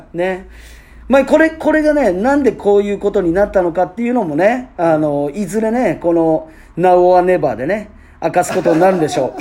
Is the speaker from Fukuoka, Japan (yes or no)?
yes; Fukuoka, Japan; 僕らね福岡県出身と、はい、なう福岡ステイ、うん、ね、在住なんですけれども